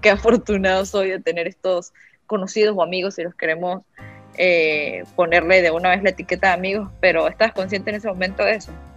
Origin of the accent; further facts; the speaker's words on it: Venezuela; moved away as an adult; todos tenemos la misma nacionalidad. Somos venezolanos